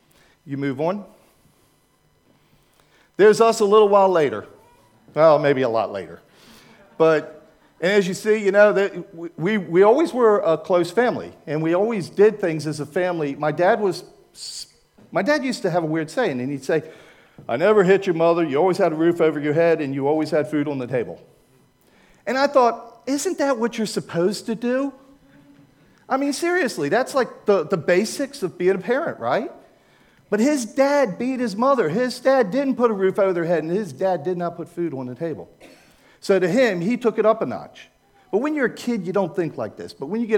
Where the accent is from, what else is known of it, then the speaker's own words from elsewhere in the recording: Maryland, United States; I was raised in Maryland, right in the middle, so I don't have a northern and I don't have a southern accent.